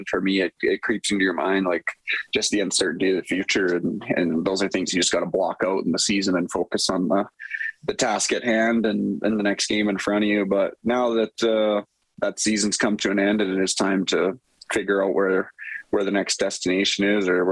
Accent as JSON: {"language": "English", "town": "Edmonton", "region": "Alberta", "country": "Canada", "tie": "born or raised there", "said": "coming to my hometown team and having all my family so close"}